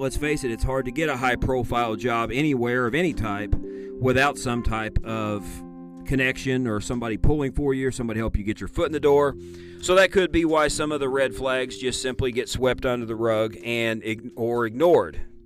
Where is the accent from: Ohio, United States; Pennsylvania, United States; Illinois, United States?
Illinois, United States; Illinois, my home state